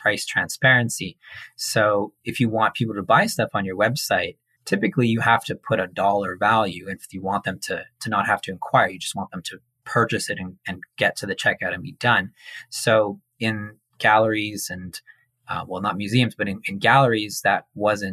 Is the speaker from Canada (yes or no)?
yes; Montreal, Quebec, Canada; now in Toronto, Canada; growing up in Montreal, you're like really, really exposed to art and music and theater. It's a very culturally dynamic city. So I was really lucky to grow up there.